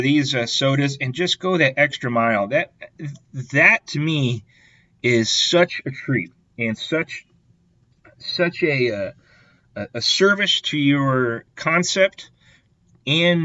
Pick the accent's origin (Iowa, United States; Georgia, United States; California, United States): Iowa, United States; I grew up in Iowa.